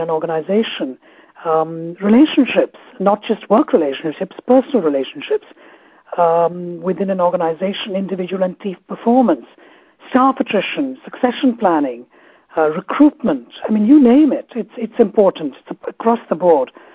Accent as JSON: {"language": "English", "town": "Kolkata", "region": "West Bengal", "country": "India", "tie": "born or raised there", "also_born_or_lived": "Kerala", "first_language": "Malayalam", "second_language": "English", "moved": "yes", "lives_now": "United Kingdom", "said": "I grew up in Calcutta"}